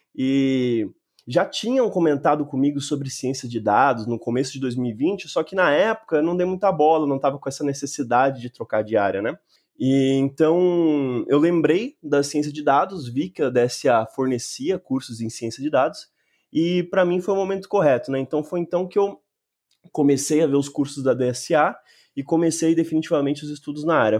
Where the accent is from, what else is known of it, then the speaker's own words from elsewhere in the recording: Mogi das Cruzes, São Paulo, Brazil; eu nasci e moro em Mogi das Cruzes, na região metropolitana de São Paulo.